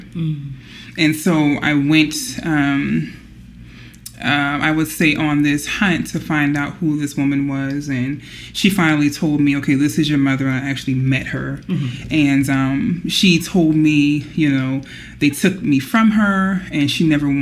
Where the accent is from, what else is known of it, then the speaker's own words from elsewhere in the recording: Charleston, South Carolina, United States; born and raised in Charleston, South Carolina.